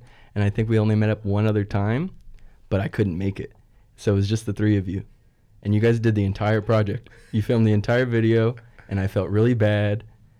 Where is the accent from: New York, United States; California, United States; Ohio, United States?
California, United States; La Habra; born or raised there